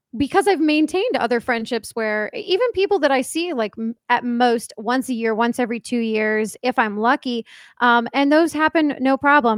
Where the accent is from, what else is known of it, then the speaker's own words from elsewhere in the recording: East Coast, United States; I grew up on the East Coast, and my family mostly lives on the East Coast